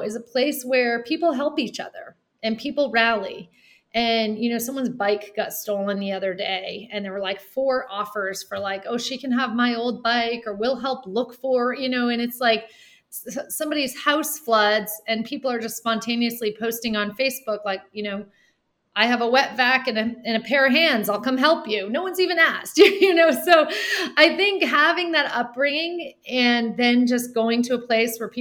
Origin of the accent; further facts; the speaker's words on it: Dublin, New Hampshire, United States; moved away as an adult; also born or lived in Ghana / Seattle, Washington; I grew up on the same plot of land as my great-grandfather, my great-great-grandfather, my grandfather